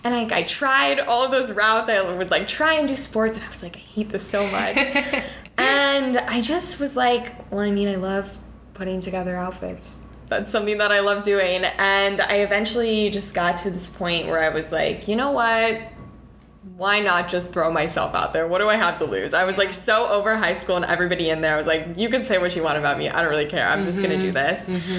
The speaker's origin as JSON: {"language": "English", "town": "Orlando", "region": "Florida", "country": "United States", "lives_now": "New York, United States", "said": "I'm from Orlando, Florida."}